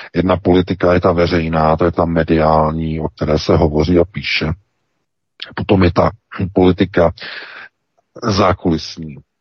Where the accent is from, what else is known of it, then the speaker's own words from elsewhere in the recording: Czechia; now in Germany; my Češi